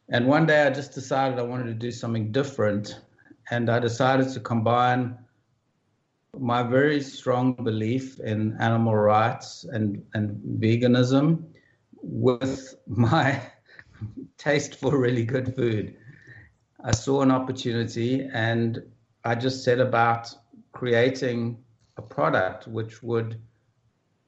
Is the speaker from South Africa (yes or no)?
yes; South Africa; I grew up in South Africa, and I grew up during some of the worst years of apartheid